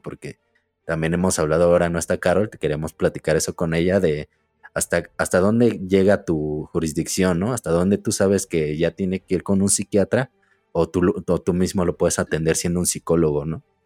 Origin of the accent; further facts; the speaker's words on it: Ecatepec, State of Mexico, Mexico; De Catepec.